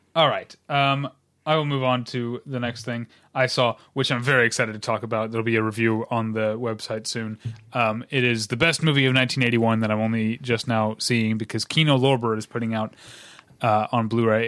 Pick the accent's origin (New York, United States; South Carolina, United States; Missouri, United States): Missouri, United States; St. Louis; now in Southern California, United States; my hometown of Saint Louis